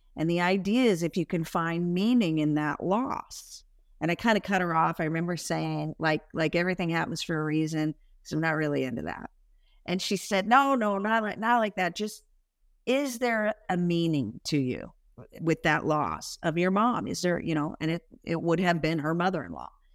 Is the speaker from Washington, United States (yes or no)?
yes; Spokane, Washington, United States; I'm from Spokane, Washington, you know, small sort of idyllic upbringing